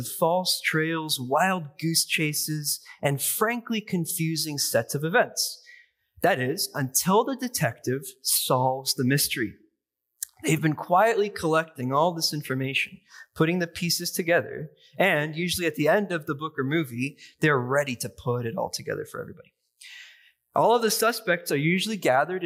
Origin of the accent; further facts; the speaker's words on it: Seattle, Washington, United States; moved away; I grew up in Seattle